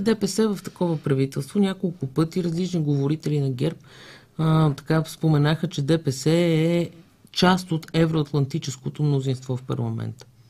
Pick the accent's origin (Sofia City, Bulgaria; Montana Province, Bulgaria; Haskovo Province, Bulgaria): Haskovo Province, Bulgaria; Haskovo; moved away; Аз съм от Хасково. Казвам ви, че майка ми и баща ми живеят там